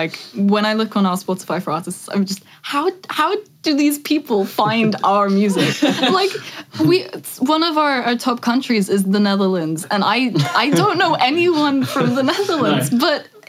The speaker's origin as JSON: {"language": "English", "region": "England", "country": "United Kingdom", "tie": "born or raised there", "also_born_or_lived": "Scotland", "said": "I'm born in Scotland, but grew up in England."}